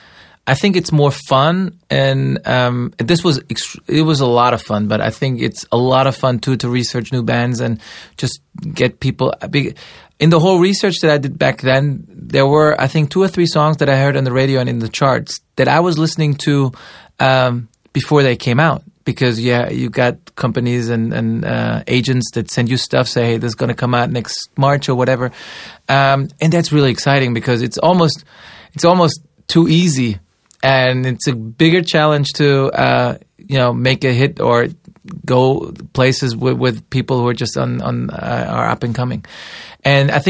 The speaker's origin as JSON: {"language": "English", "town": "Stuttgart", "region": "Baden-Württemberg", "country": "Germany", "tie": "born or raised there", "said": "I grew up in Stuttgart, im Schwabenland, in the Swabish country"}